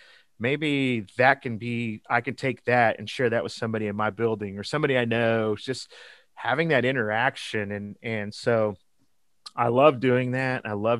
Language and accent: English; Garden City, Kansas, United States; So I'm located currently in Eastern Kansas, but I was born and raised in Western Kansas in Garden City, just about 30 miles from the Colorado border.